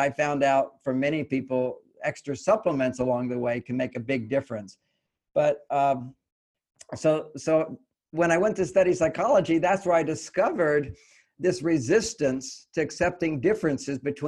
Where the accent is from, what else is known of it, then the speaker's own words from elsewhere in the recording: Houston, Texas, United States; I was born in Houston, Texas.